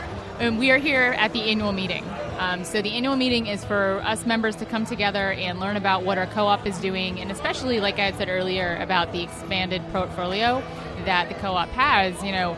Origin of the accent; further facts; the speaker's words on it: Union Bridge, Maryland, United States; I am from Union Bridge, Maryland, and I'm a dairy farmer.